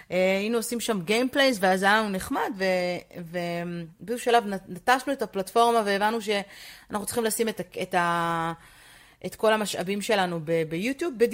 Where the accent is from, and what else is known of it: Israel